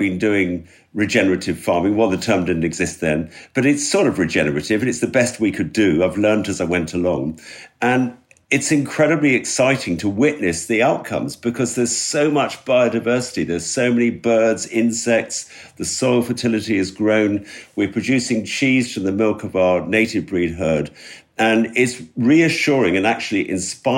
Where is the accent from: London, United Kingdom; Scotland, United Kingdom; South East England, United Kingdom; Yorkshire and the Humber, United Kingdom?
London, United Kingdom; moved away as an adult; now in West Wales, United Kingdom; I grew up in London.